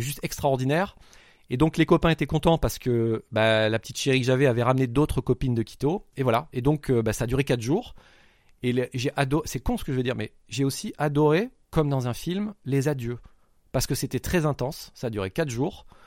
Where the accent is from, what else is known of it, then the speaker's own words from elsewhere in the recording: France; je suis français, j'ai 4 jours